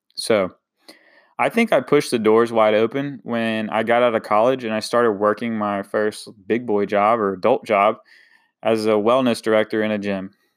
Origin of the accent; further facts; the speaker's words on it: Eastern North Carolina, United States; coming from a small town, Eastern North Carolina, um, I definitely love my hometown